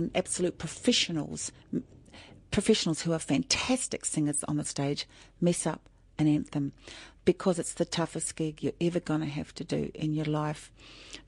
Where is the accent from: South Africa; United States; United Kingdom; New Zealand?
New Zealand; now in Australia; I'm Māori from New Zealand.